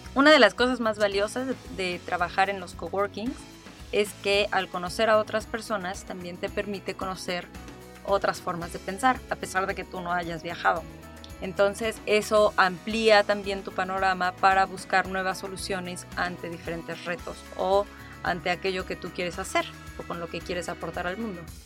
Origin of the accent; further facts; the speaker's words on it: Mexico City, Mexico; moved away as an adult; also born or lived in Playa del Carmen; también soy de la Ciudad de México